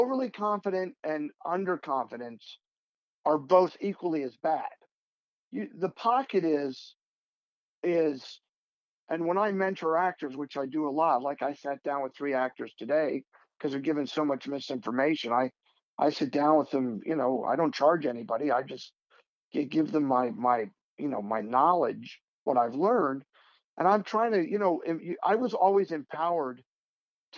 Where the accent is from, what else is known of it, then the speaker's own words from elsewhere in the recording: Pennsylvania, United States; moved away; I'm a kid from Pennsylvania.